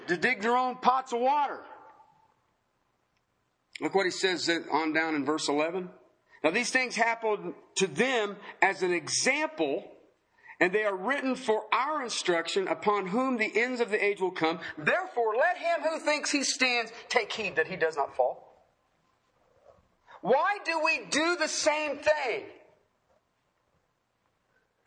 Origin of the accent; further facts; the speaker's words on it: Ohio, United States; I come from Ohio